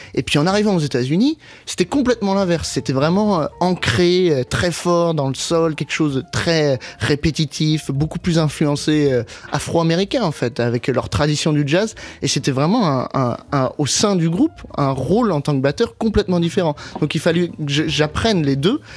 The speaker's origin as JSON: {"language": "French", "town": "Paris", "region": "Île-de-France", "country": "France", "tie": "born or raised there", "also_born_or_lived": "Boston, United States", "moved": "as an adult", "lives_now": "New York, United States", "said": "j'ai grandi à Paris"}